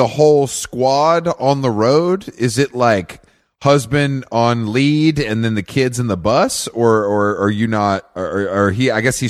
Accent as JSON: {"language": "English", "town": "Atlanta", "region": "Georgia", "country": "United States", "said": "I'm from Atlanta"}